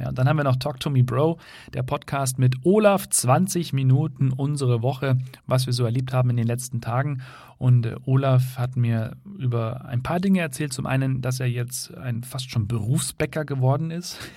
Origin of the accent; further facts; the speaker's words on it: Germany; bei uns in Deutschland